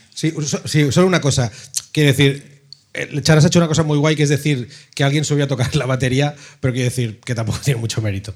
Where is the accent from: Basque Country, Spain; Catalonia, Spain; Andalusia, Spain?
Catalonia, Spain; Ripollet; yo soy de Ripollet